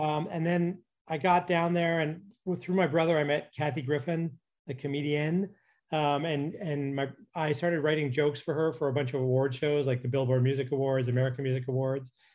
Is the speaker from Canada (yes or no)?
yes; Calgary, Alberta, Canada; moved away as an adult; now in Los Angeles, United States; I'm from Calgary